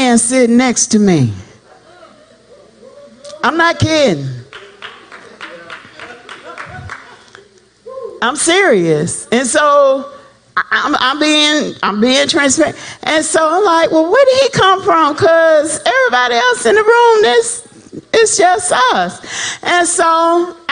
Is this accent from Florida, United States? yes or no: yes; South Florida, United States; I'm from South Florida, so I used to hang out with my home people